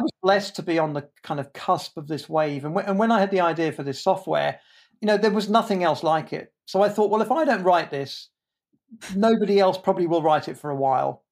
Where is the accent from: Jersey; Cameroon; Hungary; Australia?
Jersey; I was born in Jersey, in the Channel Islands. That's not New Jersey.